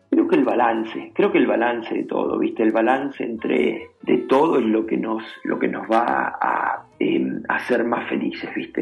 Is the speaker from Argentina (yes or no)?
yes; Venado Tuerto, Santa Fe, Argentina; now in New York, United States; con mi familia, con mis amigos, con mi gente, mi tierra acá, eh, mi ciudad